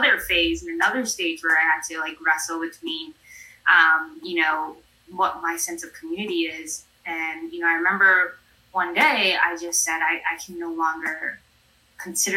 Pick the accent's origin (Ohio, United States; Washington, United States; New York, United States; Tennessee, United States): New York, United States; New York City; I was raised in New York City